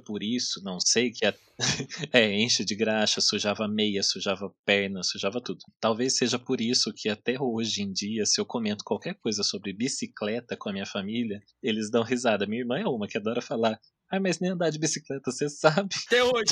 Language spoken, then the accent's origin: Portuguese; Taubaté, São Paulo, Brazil; eu sou daqui de Taubaté e eu sempre morei num bairro que é um morro